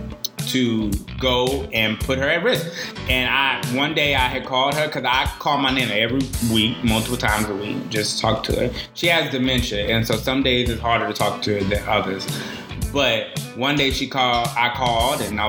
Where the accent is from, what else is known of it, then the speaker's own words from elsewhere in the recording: Alabama, United States; I'm from Alabama as well